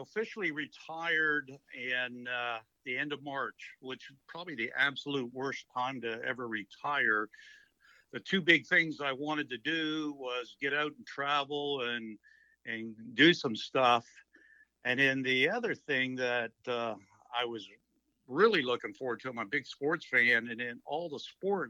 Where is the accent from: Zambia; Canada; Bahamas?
Canada; Ontario; now in Texas, United States; I'm originally from Ontario, Canada.